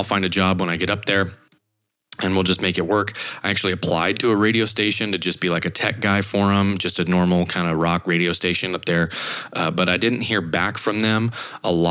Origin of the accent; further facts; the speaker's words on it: Idaho, United States; moved away as an adult; also born or lived in Montana; I had another ESPN affiliate internship back in Idaho in my hometown.